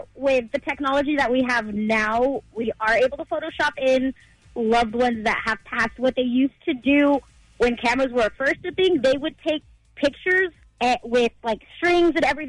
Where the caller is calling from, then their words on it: Riverside, California, United States; I'm calling from Riverside.